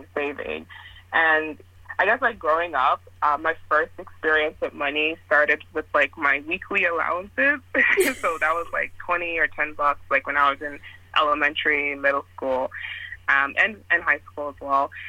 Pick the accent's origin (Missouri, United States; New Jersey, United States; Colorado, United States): New Jersey, United States; Newark; also born or lived in Nigeria; Grew up in Newark, New Jersey. I'm originally from Nigeria, but I always say both.